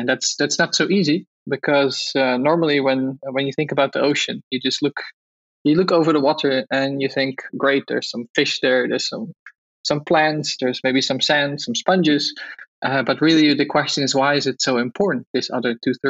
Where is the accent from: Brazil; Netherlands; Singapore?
Netherlands; English is a second language; So I grew up in Holland. You've probably heard it from my accent